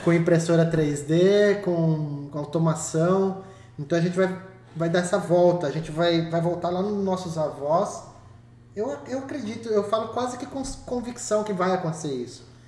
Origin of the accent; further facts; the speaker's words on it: Iperó, São Paulo, Brazil; eu cresci em Iperó